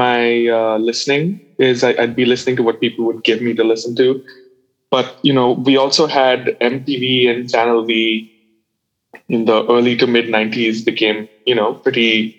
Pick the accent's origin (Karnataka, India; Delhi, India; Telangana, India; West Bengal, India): West Bengal, India; Calcutta; I think specifically when I grew up, there was, there's a music scene and there's all the musicians that are very closely tied together